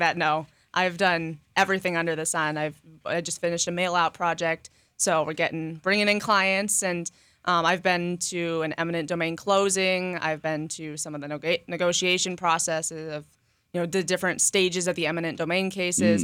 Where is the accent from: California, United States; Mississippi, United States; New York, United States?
California, United States; Monterey; moved away as an adult; now in Lakeland, United States; I'm from Monterey, California, which is a small town